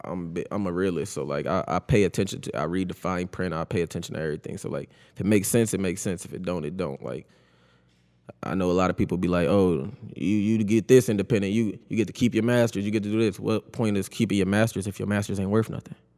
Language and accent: English; Buffalo, New York, United States; I grew up on Guilford, though, born and raised